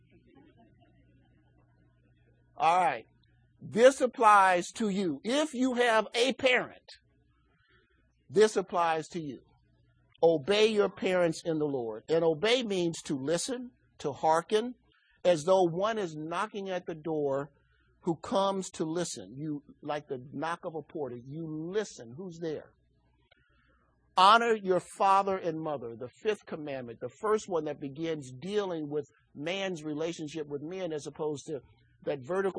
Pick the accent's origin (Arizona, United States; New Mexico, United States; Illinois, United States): Illinois, United States; Chicago; I grew up in Chicago.